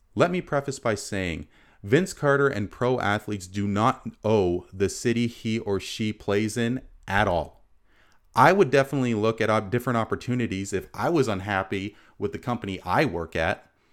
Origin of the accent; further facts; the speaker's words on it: Canada; as a Canadian, uh, proud Sri Lankan lineage